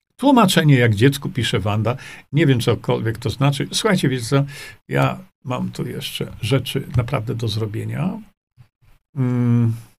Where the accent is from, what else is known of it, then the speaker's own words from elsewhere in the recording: Świdnik, Lublin Voivodeship, Poland; moved away as an adult; also born or lived in Stalowa Wola / Australia; zanim wyjechałem z mojego rodzinnego Świdnika, chociaż ja się urodziłem w Stalowej Woli, ale wychowałem się w Świdniku.